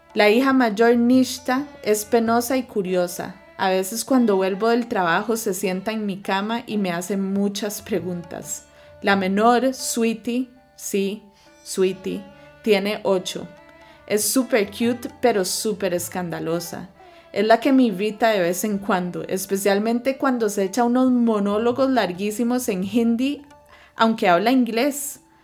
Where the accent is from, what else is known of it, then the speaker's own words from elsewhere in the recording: Costa Rica; also born or lived in United States / Ivory Coast; Nací en Estados Unidos, pero a los tres años me mudé a Costa de Marfil en África, donde pasé mis años más formativos, de los tres a los siete, y luego regresamos a Costa Rica.